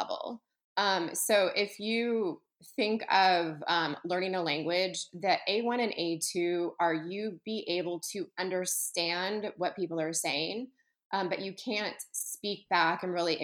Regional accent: United States; being Italian American and speaking Italian in Italy

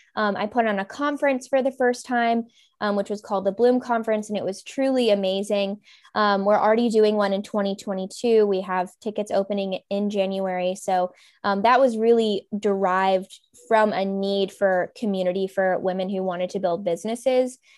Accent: Kentucky, United States; moved away as an adult; also born or lived in California / Arizona / Los Angeles, California; now in Raleigh, United States; I'm from Kentucky originally. Well, I was in California and my parents divorced, moved to Kentucky, did high school, college

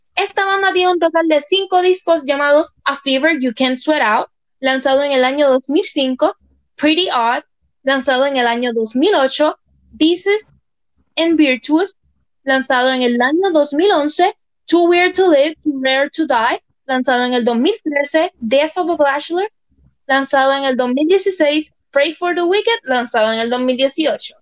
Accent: Puerto Rico; mi país natal Puerto Rico

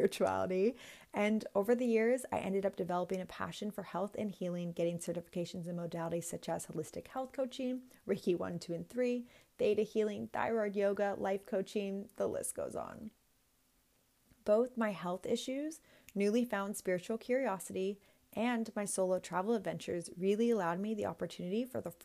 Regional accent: Bay Area of California, United States; moved away as an adult; also born or lived in Orange County, California / Los Angeles / Sydney, Australia; I was born and raised in the Bay Area of California

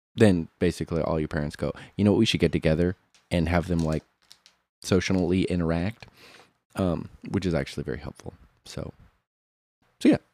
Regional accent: Monmouth, Illinois, United States; I was born in Monmouth, Illinois.

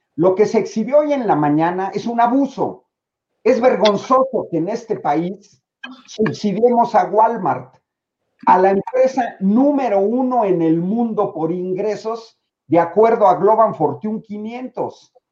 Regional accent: Mexico; como mexicano

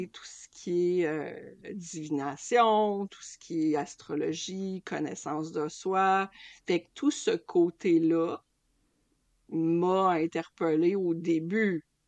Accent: Lac Saint-Jean, Quebec, Canada; moved away; also born or lived in Toronto; j'ai quitté le Lac Saint-Jean pour m'en aller à Toronto

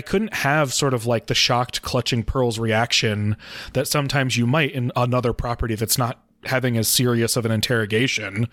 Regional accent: Midwest of the United States, United States; as a white person growing up in the Midwest of the United States

